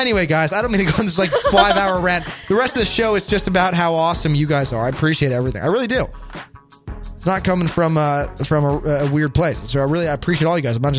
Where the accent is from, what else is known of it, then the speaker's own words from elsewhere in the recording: Chicago, Illinois, United States; Ricky and I are both from Chicago